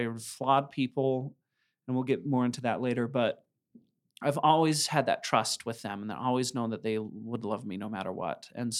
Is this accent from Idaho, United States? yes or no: yes; Idaho Falls, Idaho, United States; I was raised by farmers in Idaho Falls, just on the outskirts of Idaho Falls. It's in town now, but at the time it was a farming area